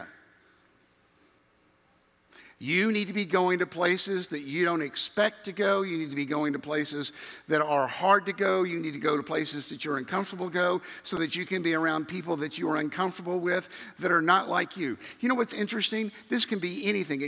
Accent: Memphis, Tennessee, United States; moved away; growing up in Memphis, Tennessee

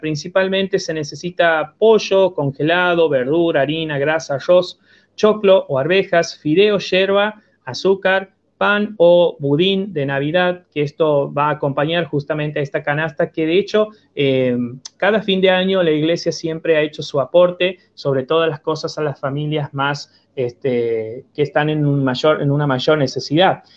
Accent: Argentina; como argentinos

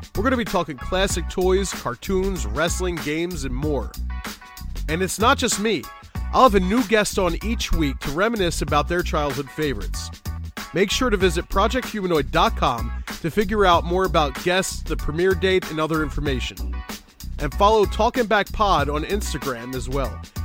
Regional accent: Philadelphia, Pennsylvania, United States; I'm from Philadelphia. My dad's from Philadelphia

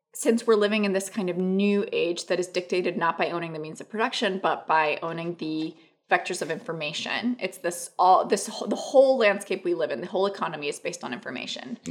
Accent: Santiago, Santiago Metropolitan Region, Chile; moved away as an adult; also born or lived in New York; Where I grew up in Santiago

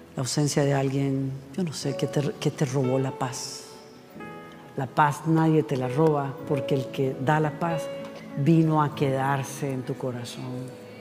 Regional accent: Costa Rica; Ticos somos los costarricenses

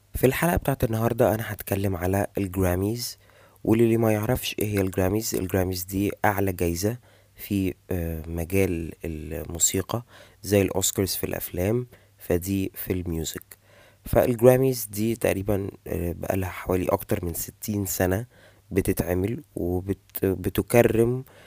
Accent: Egypt; عندنا في مصر

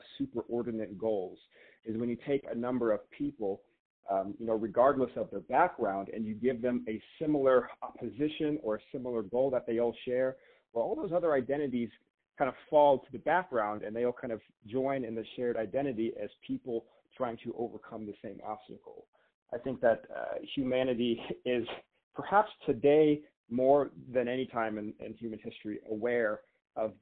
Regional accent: Tulsa, Oklahoma, United States; now in Denver, United States; I'm originally from Tulsa, Oklahoma

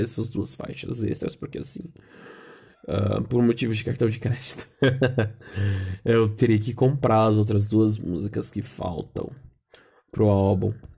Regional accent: Brazil; nós brasileiros falamos as letras letra por letra

